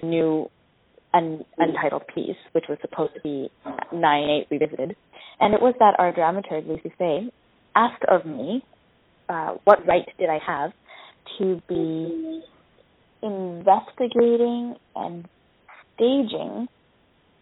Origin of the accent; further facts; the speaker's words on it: Canada; first language Cantonese; I was born and raised in Canada